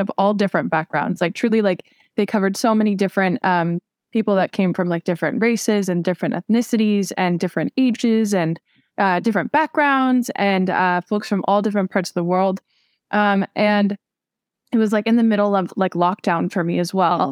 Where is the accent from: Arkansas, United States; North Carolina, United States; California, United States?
California, United States; Southern; I'm actually from Southern California